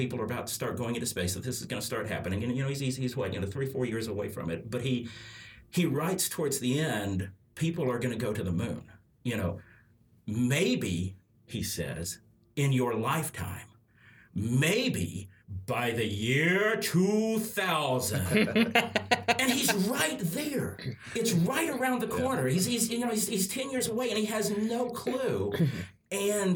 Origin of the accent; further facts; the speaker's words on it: Huntsville, Alabama, United States; Growing up in Huntsville